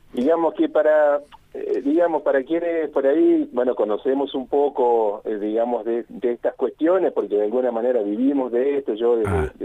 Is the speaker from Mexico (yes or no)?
no; Colón, Entre Ríos, Argentina; moved away as an adult; now in Mendoza, Argentina; nací en Entre Ríos, nací ah. en Colón, ahí sobre, el río Uruguay